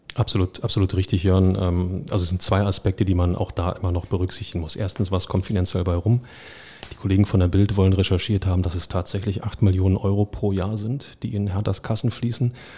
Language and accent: German; Berlin, Germany; als Berliner